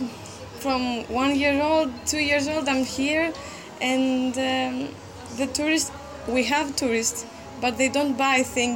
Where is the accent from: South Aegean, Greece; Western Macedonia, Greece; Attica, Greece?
South Aegean, Greece; Kos; English is a second language; also born or lived in Athens; I'm from Greece, from Kos